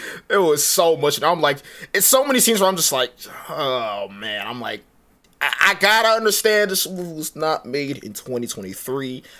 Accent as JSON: {"language": "English", "country": "Nigeria", "said": "I am Nigerian."}